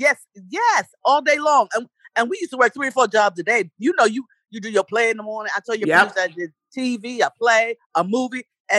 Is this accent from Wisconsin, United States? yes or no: no; New York City, New York, United States; also born or lived in Winston-Salem, North Carolina; Yes, I'm from Winston-Salem, North Carolina. North Carolina? Yes, but I was raised in Harlem, in New York.